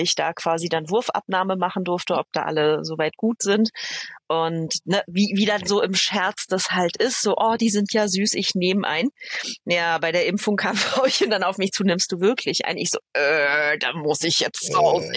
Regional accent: Berlin, Germany; accent: Berliner; moved away as an adult; also born or lived in Upper Franconia; Ich bin in Berlin geboren, so waschechtes ja. Berliner Urgestein.

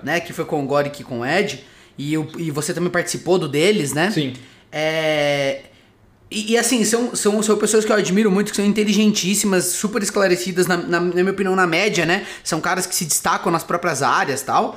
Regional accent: Socorro, São Paulo, Brazil; moved away as an adult; now in São Paulo, Brazil; Eu sou de Socorro

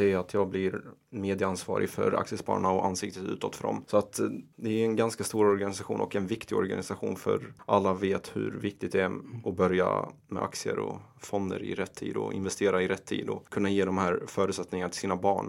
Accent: Ronneby, Blekinge, Sweden; moved away as an adult; also born or lived in Iraq / Rosengård, Malmö; now in Stockholm, Sweden; vi flyttade till Ronneby och Kallinge, väldigt liten I byhåla i Blekinge. Mm. Och eh, där växte jag upp, gick eh, högstadiet, gymnasiet

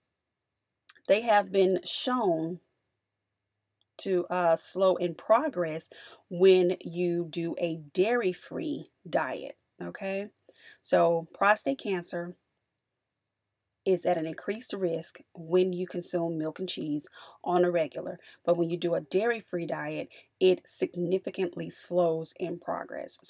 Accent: the South, United States; I'm from the South

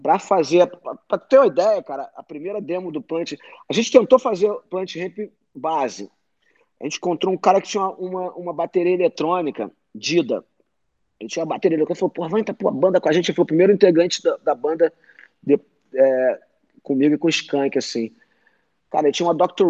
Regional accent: Rio de Janeiro, Brazil; eu vim, eu venho da zona norte do Rio de Subúrbio

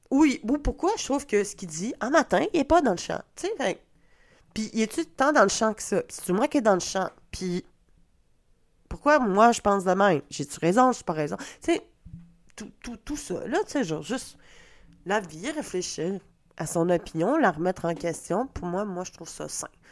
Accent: Quebec, Canada; accent: Québec; mon accent de Québec

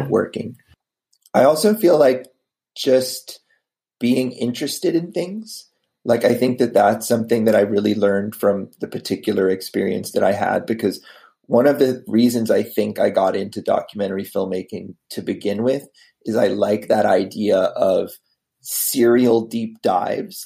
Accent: United States; also born or lived in Boston, Massachusetts; I am originally from uh, outside of DC. My dad worked for the government um, most of my life. I mean, before that, I I was born in Boston, but uh, then lived around DC.

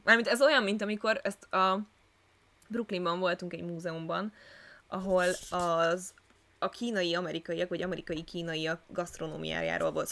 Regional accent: Budapest, Hungary; budapesti vagyok

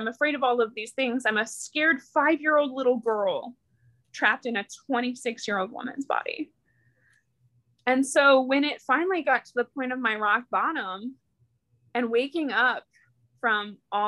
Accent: small town outside of St. Louis, Missouri, United States; I'm from an itty bitty small town outside of St. Louis

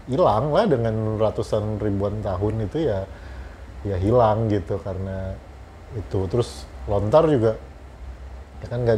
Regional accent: West Java, Indonesia; kalau gue jelas gue merasa gue orang Sunda gitu uh, bahkan gue masih ngomong sama anak gue kita ini orang Sunda

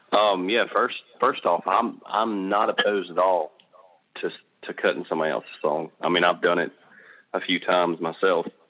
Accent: Charlotte, North Carolina, United States; I'm from the Charlotte area of North Carolina

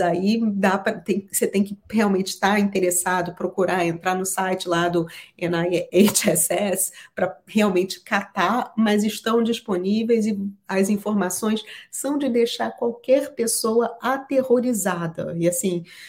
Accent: Brazil; now in United States; porque eu sou brasileira e meu marido é americano

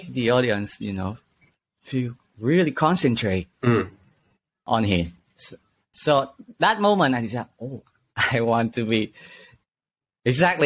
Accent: Dong Thap, Vietnam; English is a second language; moved away as an adult; now in Ho Chi Minh City, Vietnam; my hometown is, you know, from the west side, it's called Dong Tháp.

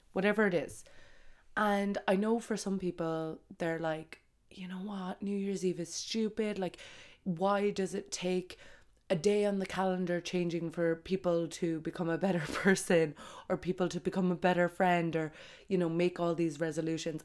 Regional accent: Ireland; moved away as an adult; also born or lived in Brazil / Australia / Dubai; I have always came home for Christmas in Ireland.

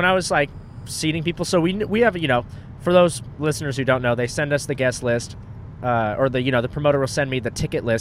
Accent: Orange County, California, United States; Orange County

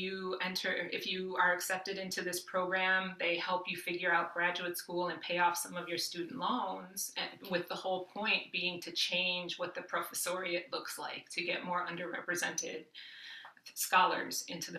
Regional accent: Midwest, United States; I grew up working class in the Midwest

